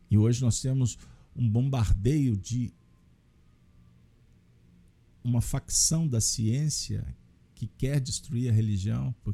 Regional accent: Minas Gerais, Brazil; eu tenho, no mínimo, que agradecer como uma boa mineira, que fui bem recebida.

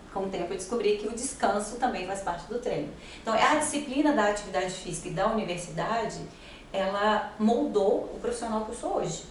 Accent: Brazil; eu sou brasileira

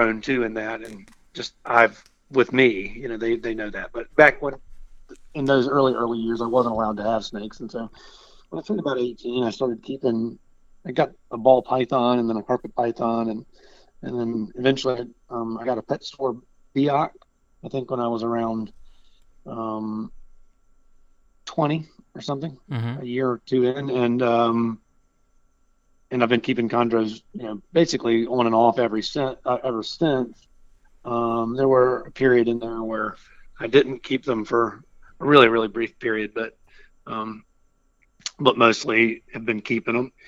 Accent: Richmond, Virginia, United States; now in Alexandria, United States; I'm a Virginian, and you know, and so I grew up in Richmond, and I currently live in Alexandria

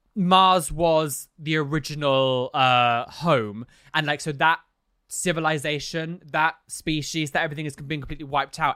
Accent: London, United Kingdom; as a Londoner

